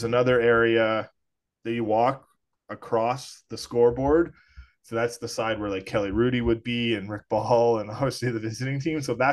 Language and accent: English; Edmonton, Alberta, Canada; I'm from Edmonton.